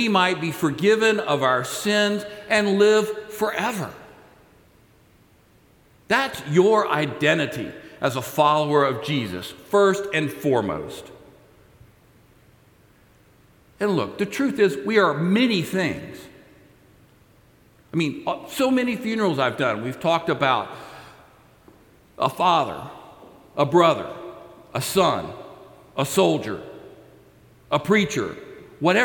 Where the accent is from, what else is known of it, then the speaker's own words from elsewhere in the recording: Texas, United States; I'm a Texan